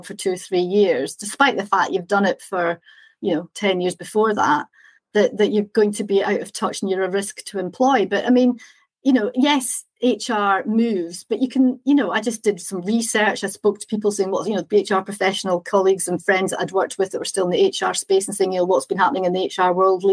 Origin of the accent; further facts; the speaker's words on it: Scotland, United Kingdom; moved away as an adult; also born or lived in Chester / Edinburgh; I'm Scottish, I was living in Chester